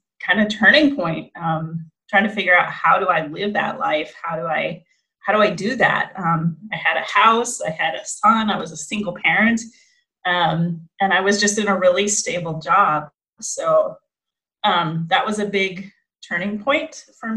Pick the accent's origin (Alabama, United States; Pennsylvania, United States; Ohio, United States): Ohio, United States; Fremont; moved away; I'm originally from Fremont, Ohio, in the U.S.